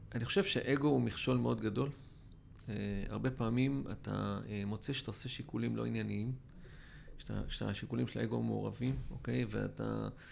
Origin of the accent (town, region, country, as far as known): Israel